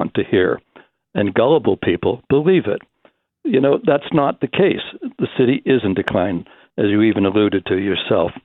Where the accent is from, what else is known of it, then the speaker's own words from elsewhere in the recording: Toronto, Ontario, Canada; I grew up in the West End of Toronto